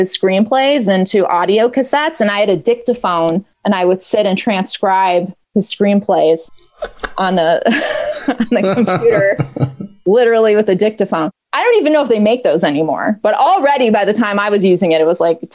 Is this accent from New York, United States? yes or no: no; outside of Milwaukee, the Midwest, Wisconsin, United States; moved away as an adult; I grew up in the Midwest. I grew up outside of Milwaukee.